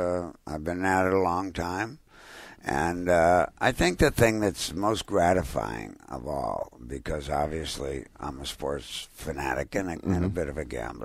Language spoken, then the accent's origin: English; Winnetka, Illinois, United States; Well, I'm from Winnetka, Illinois. I went to Nutrier High School, which is right outside of Chicago.